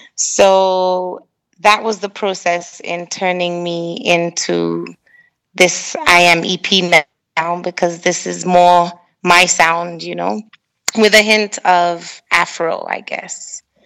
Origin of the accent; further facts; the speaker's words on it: Kenya; moved away; a Kenyan artist